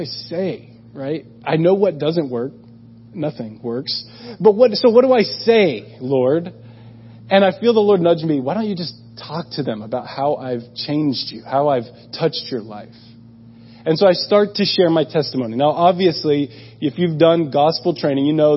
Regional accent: United States; moved away as an adult; I'm from America

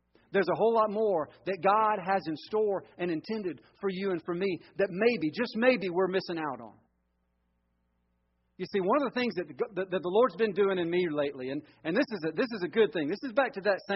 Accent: Georgia, United States; moved away; also born or lived in Florida; I grew up in Georgia, and my mama asked me to dig a hole in the backyard

